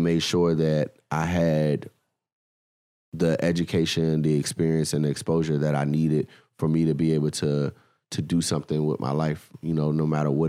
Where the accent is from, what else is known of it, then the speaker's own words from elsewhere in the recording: Washington, District of Columbia, United States; well, where are you from? I'm like, oh, I'm from DC.